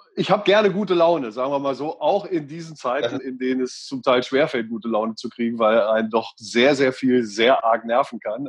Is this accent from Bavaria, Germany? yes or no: no; Göttingen, Lower Saxony, Germany; also born or lived in Einbeck; da bin ich geboren, ähm, man ja. sieht es mir gar nicht mehr an, und bin aufgewachsen in Göttingen